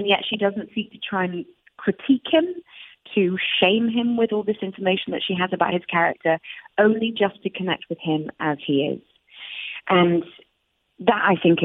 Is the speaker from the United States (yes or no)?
no; United Kingdom; we have inherited as British people